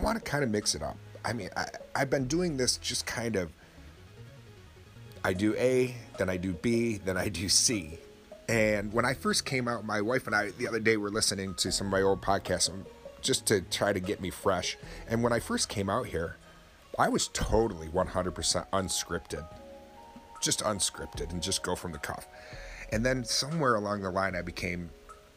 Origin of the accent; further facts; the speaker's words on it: Oswego, New York, United States; my hometown is only about 17,000 people in Oswego, New York.